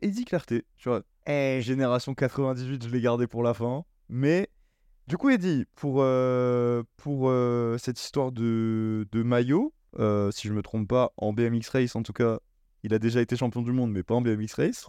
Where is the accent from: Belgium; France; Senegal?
France; on est français